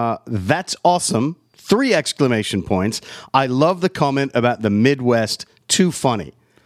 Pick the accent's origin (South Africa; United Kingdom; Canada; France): United Kingdom; England; I'm English.